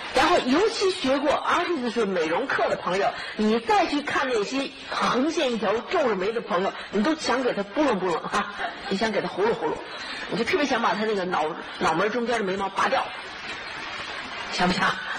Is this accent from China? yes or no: yes; China; 尤其我们中国人，我们中国人喜欢什么？弯月眉